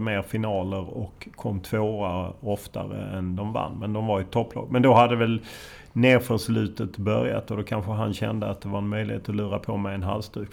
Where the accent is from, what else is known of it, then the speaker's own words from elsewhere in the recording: Lund, Skåne, Sweden; jag är från Lund men han är från Landskrona